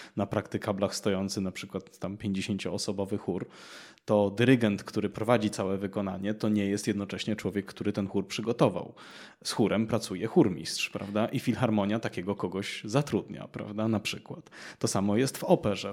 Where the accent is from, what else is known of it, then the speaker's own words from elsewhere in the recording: Cieszyn, Silesian Voivodeship, Poland; moved away; w miastach takich jak Cieszyn, skąd pochodzę